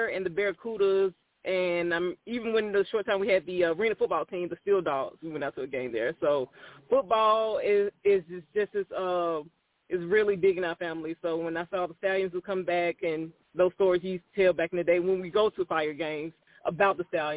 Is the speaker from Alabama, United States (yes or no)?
yes; Fairfield, Alabama, United States; also born or lived in Birmingham, Alabama; I'm born and raised in Birmingham, but I'm really actually from Fairfield, Alabama, which is a suburb of Birmingham